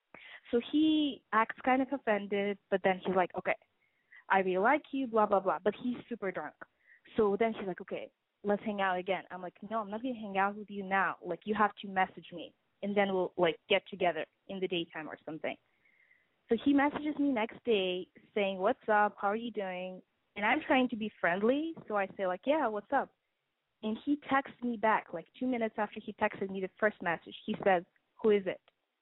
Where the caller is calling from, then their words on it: Boston, Massachusetts, United States; I'm 21. I'm calling from Boston